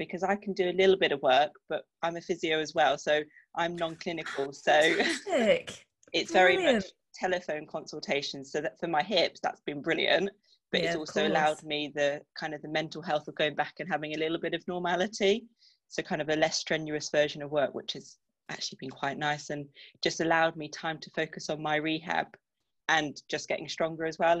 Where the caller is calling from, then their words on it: Salisbury, South West England, United Kingdom; Salisbury, down in Wiltshire.